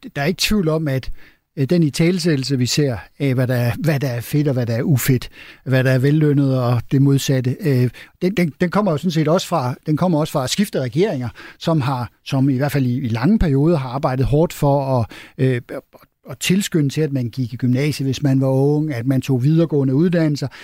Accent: Denmark; vi er danskere og ikke svenskere

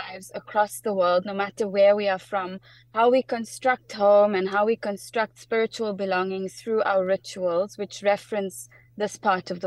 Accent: South Africa; also born or lived in United Kingdom; I'm South African, born and bred

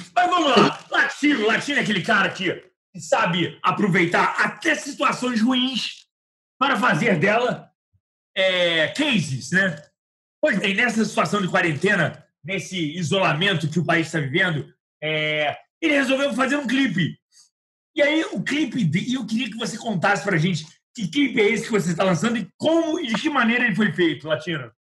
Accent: Rio de Janeiro, Brazil; Eu sou do Meier

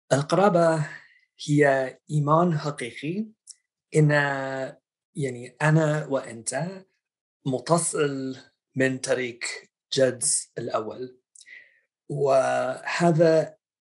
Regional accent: outside Boston, Massachusetts, United States; Arabic is a second language; now in Washington, D.C., United States; أنا نشأت في آه، ولاية ماساتشوستس يعني من خارج مدينة باستن

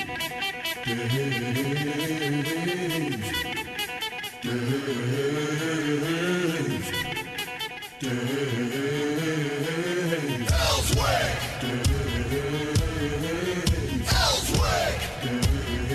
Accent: right outside of Chicago, Illinois, United States; moved away; I was a Bears fan because I grew up right outside of Chicago

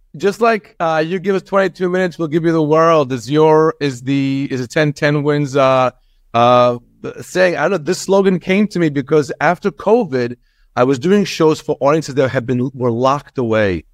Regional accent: Long Island, New York, United States; also born or lived in Israel; We came here when I was seven

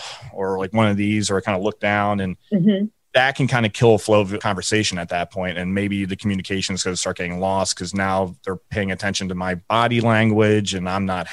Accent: Ireland; You know, for me, I always joke around, I'm Irish.

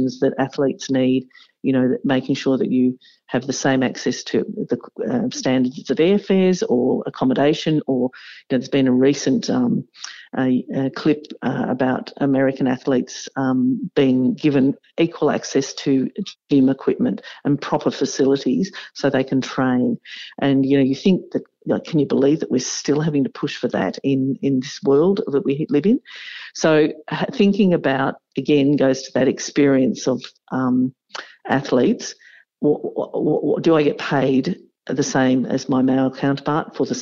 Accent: Victoria, Australia; being back in my home state in Victoria

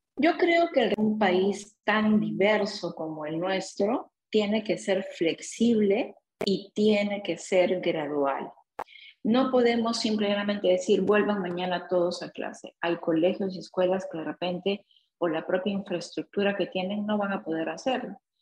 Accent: Peru; nosotros como peruanos

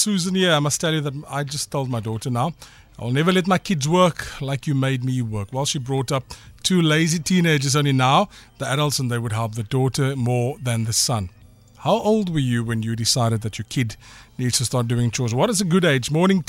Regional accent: Zimbabwe; I'm British, Zimbabwean.

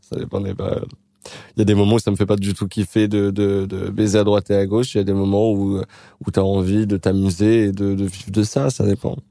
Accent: Créteil, Île-de-France, France; born or raised there; moved away

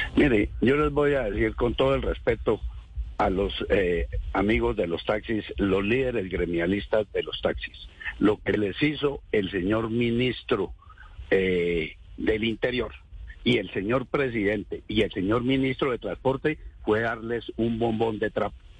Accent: Colombia; somos colombianos

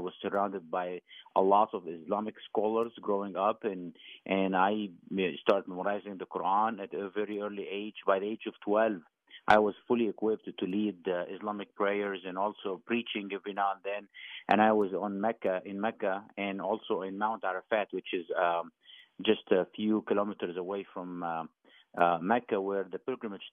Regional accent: Egypt; moved away; I grew up in a in Egypt

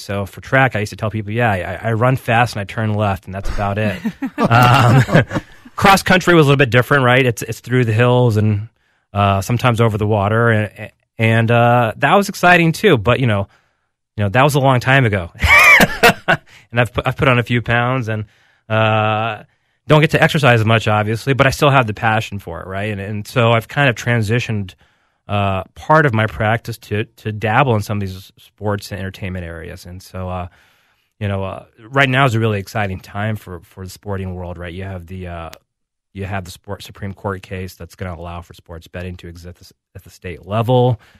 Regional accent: Alabama, United States; So, for example, I grew up in Alabama, and most people wouldn't know that from talking with me.

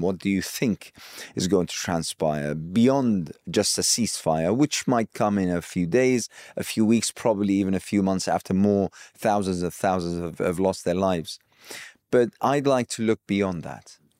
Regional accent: Iraq; I hail from Iraq

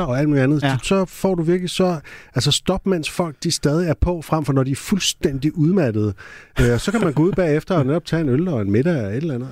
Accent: Næstved, Zealand, Denmark; jeg var født i Næstved

